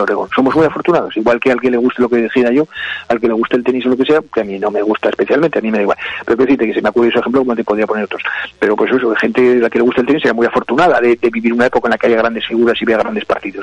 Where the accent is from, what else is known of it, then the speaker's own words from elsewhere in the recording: Aragon, Spain; yo como aragonés y como aragonesista